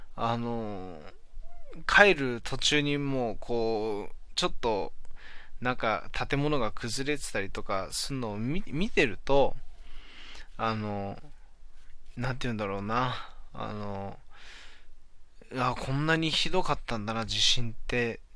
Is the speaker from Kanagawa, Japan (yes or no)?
no; Hachinohe, Aomori, Japan; moved away; まだ地元八戸にいた頃